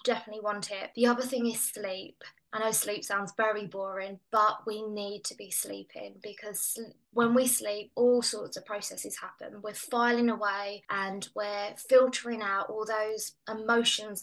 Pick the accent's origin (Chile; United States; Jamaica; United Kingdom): United Kingdom; England; as your listeners can probably hear, I'm English.